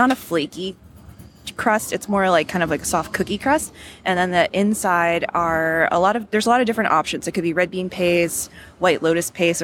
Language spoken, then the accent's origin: English; Cleveland, Ohio, United States; moved away; I grew up in Cleveland, Ohio, and my suburb that I primarily lived in did not have like a huge Asian population